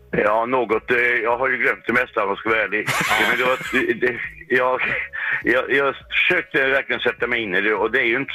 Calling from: Västra Götaland, Sweden; Eh, eh, söderut snarare. Jag är inte långt från Göteborg. Eh, men ett stycke neråt.

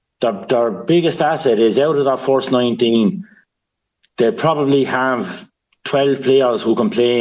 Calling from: Watford, East of England, United Kingdom; We're calling in from Watford.

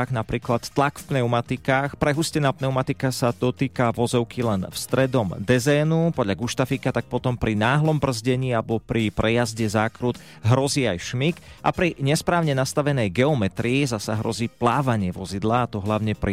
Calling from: Poprad, Prešov Region, Slovakia

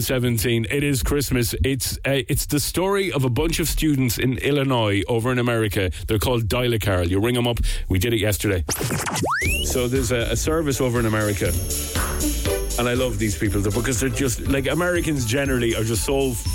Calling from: Cork, Munster, Ireland; We're calling from Cork in Ireland.

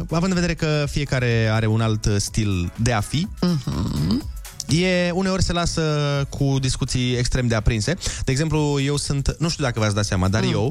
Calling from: Lupen, Hunedoara County, Romania; din Lupen, v-am salutat.

